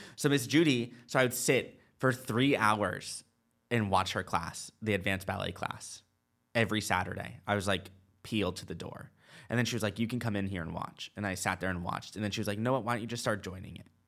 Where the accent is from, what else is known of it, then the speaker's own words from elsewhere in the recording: Nashua, New Hampshire, United States; moved away; also born or lived in Charlotte; I was born in Nashua, New Hampshire.